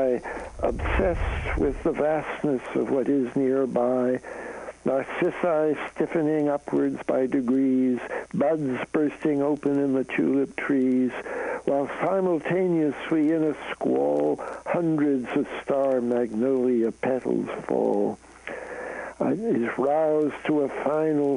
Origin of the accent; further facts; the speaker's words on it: Canada; now in United States; I'm a Canadian, so I come from north of the border